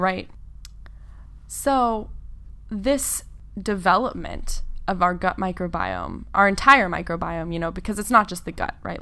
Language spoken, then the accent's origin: English; Gualala, California, United States; I grew up in a really, really small town in the middle of nowhere, uh, in, in Northern California